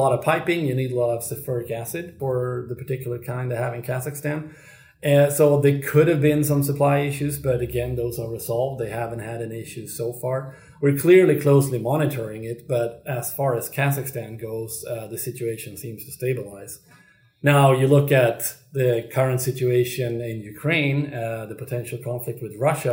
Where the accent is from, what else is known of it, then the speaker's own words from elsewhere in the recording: Sweden; my home country of Sweden